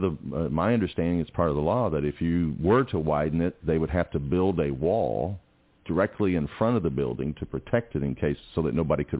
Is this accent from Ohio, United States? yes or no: no; Atlanta, Georgia, United States; I'm from Atlanta.